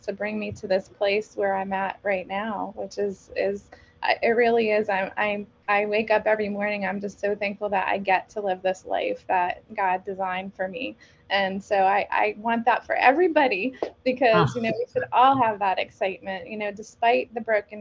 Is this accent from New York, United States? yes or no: yes; New York, United States; moved away as an adult; now in Pennsylvania, United States; I'm originally from New York, but I moved here to Pennsylvania.